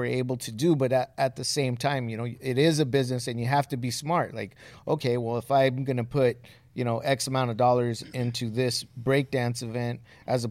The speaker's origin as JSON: {"language": "English", "region": "Southern California", "country": "United States", "tie": "born or raised there", "said": "as kids growing up in Southern California"}